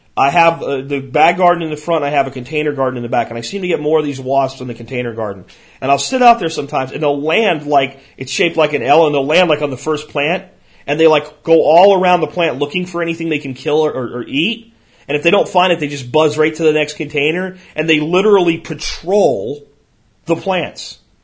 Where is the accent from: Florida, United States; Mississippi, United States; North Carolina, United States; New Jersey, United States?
Florida, United States; Jacksonville; moved away; When I was a kid growing up in Jacksonville, Florida